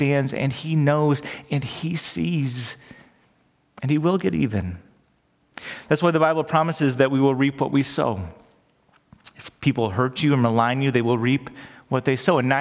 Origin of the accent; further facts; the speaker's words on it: United States; we grew up in America